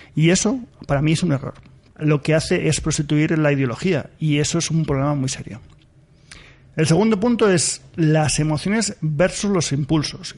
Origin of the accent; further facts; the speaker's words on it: Spain; yo soy español, estoy encantado de serlo